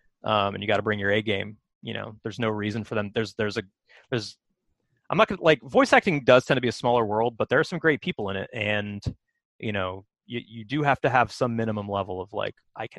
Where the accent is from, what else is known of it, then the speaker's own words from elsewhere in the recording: Philadelphia, Pennsylvania, United States; born there; Oh, I was born in Philadelphia.